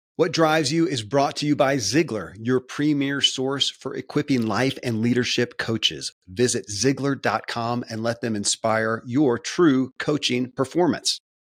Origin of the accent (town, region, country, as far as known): Kentucky, United States; born or raised there